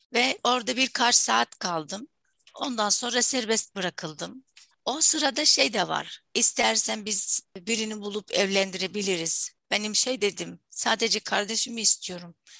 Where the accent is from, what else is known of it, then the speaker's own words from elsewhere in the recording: Syria; first language Arabic; Turkish is a second language; moved away; Diğer tarafta Suriyeliyim